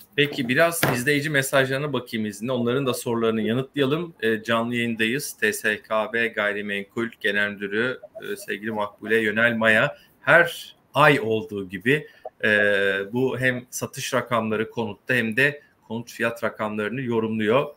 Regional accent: Kastamonu, Turkey; ben de Kastamonluyum

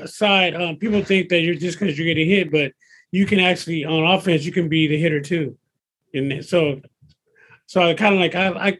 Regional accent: San Diego, California, United States; also born or lived in Mississippi; I was born in Mississippi, but I've been here my whole life in San Diego.

